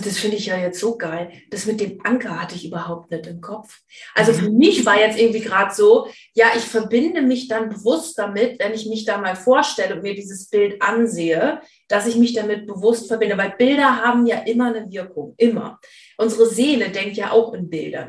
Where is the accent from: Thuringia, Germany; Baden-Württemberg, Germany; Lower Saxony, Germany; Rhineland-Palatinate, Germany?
Lower Saxony, Germany; East Frisia; ich komme ja aus Ostfriesland